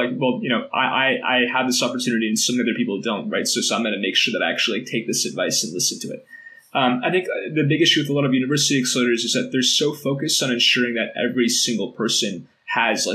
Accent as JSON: {"language": "English", "town": "Portland", "region": "Oregon", "country": "United States", "tie": "born or raised there", "said": "I grew up in Portland"}